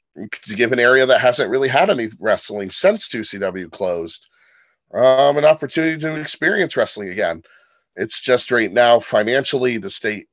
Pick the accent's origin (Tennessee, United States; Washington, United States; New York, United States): New York, United States; Potsdam; I say my hometown's in Potsdam.